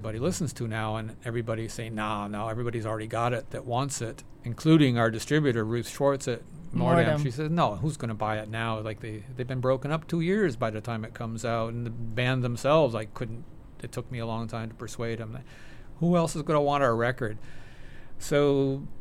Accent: Detroit, Michigan, United States; moved away; as a teenager growing up in Detroit

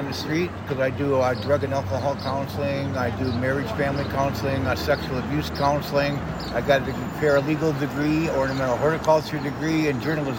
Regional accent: Wisconsin, United States; now in New York City, United States; I'm from Wisconsin

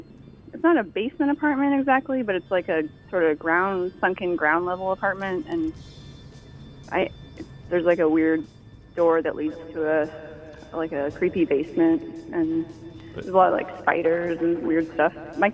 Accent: Bloomington, Indiana, United States; now in Newark, United States; Well, I'm originally from Bloomington, Indiana, but yeah, I live in Newark.

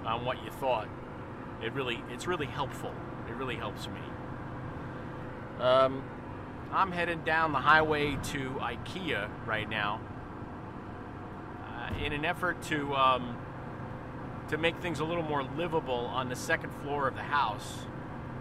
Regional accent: Long Island, New York, United States; growing up on Long Island

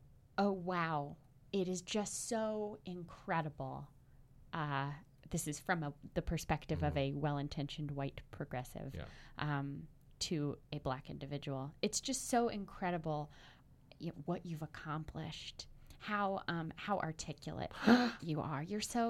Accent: the South, United States; Being a Southerner who has moved to the North, mm-hmm. I saw a lot more of the first kind, the bigotry when I was growing up.

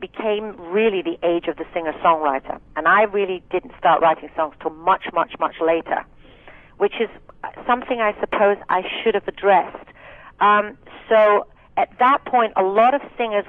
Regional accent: Scotland, United Kingdom; accent: thick Scottish; I spoke with a thick Scottish accent

